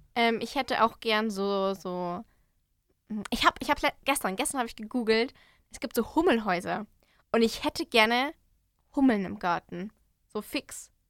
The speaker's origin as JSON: {"language": "German", "area": "Hopfenland", "region": "Bavaria", "country": "Germany", "said": "ich komme ja aus dem Hopfenland"}